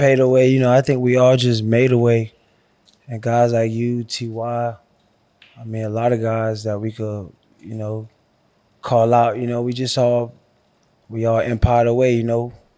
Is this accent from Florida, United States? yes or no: yes; Miami, Florida, United States; I was from Miami